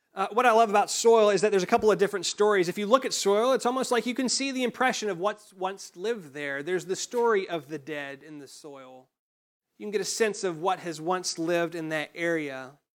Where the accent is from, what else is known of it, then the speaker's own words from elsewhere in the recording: United States; growing up in Johnson County